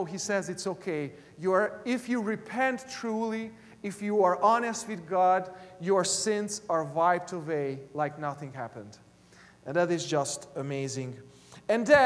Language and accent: English; Hungary; English is a second language; moved away; When I was in elementary school and even in high school back in Hungary, I am originally from Eastern Europe